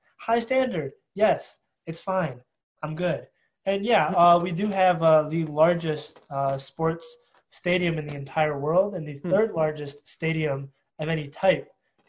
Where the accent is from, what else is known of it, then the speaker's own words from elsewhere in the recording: Detroit, Michigan, United States; I am from Detroit, Michigan.